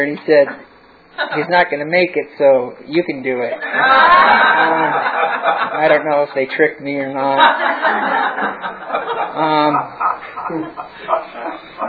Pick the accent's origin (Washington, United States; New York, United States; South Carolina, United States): Washington, United States; Bellingham; moved away; I'm from Washington State, in a smaller town called Bellingham, below Canada